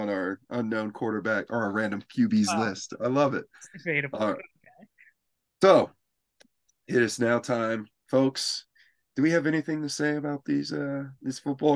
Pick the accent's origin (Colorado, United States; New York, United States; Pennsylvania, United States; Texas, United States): Colorado, United States; Growing up in Colorado